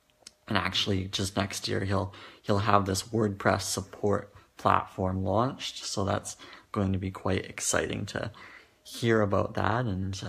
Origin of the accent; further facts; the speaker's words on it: Canada; I'm from Canada